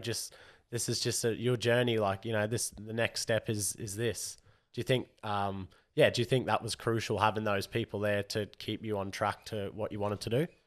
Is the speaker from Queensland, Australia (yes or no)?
yes; Rockhampton, Queensland, Australia; We're from Rocky.